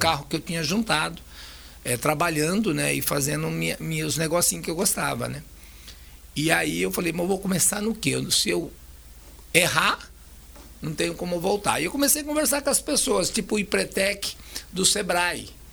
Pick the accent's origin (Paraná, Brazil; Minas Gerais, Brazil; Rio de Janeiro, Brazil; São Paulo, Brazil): Paraná, Brazil; Itambé; also born or lived in Maringá, Paraná; now in Costa Rica, Brazil; Eu sou nascido em Itambé, Paraná.